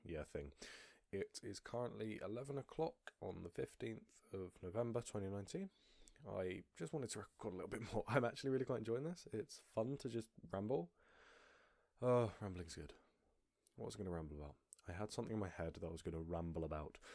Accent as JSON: {"language": "English", "country": "United Kingdom", "said": "I'm British."}